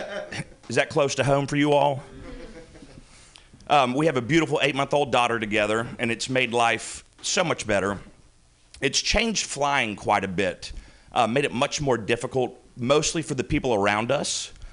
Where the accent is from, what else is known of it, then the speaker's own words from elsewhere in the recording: the South, United States; I'm from the South, so, like, that's an actual